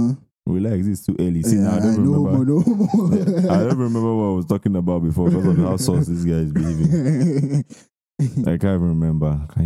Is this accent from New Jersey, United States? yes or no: no; Chicago, Illinois, United States; Anyways, guys, I'm from Chicago.